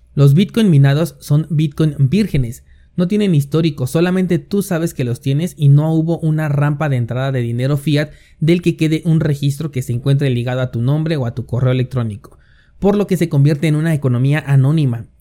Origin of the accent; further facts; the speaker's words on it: Mexico; la mayoría somos mexicanos